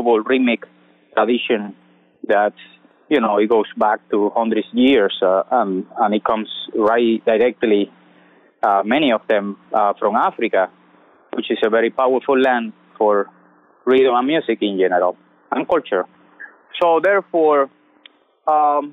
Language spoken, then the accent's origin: English; Santa Clara, Villa Clara, Cuba; moved away as an adult; also born or lived in Havana, Cuba; now in United States; sing 4 years in my hometown in Santa Clara